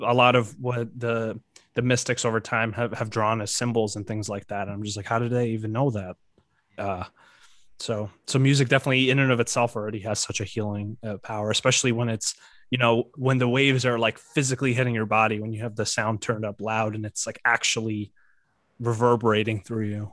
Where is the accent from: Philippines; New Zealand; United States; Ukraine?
Ukraine; moved away; I was born in Ukraine